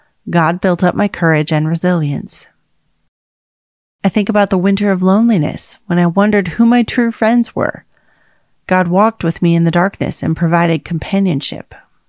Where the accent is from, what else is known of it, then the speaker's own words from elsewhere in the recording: Chicago, Illinois, United States; now in California, United States; I grew up in Chicago where the wind freezes your nose hairs in winter, and I attended college in Grand Rapids